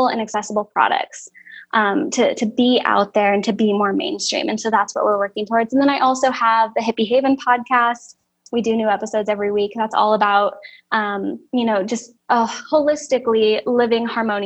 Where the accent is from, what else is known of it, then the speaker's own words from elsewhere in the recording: West Coast, United States; moved away as an adult; also born or lived in California / Oregon / Georgia; now in South Dakota, United States; I grew up in California and Oregon. I consider myself, you know, very West Coast hippie.